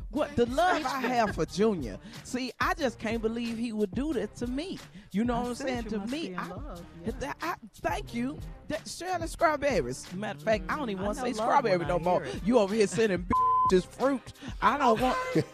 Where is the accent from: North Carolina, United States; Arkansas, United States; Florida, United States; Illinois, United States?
Arkansas, United States; You know I'm from Arkansas. We always carry a blade.